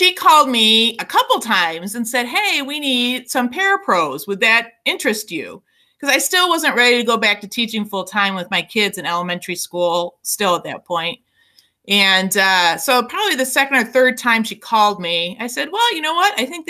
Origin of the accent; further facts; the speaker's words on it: Berkley, Michigan, United States; I grew up in Berkeley. So I returned home from U of M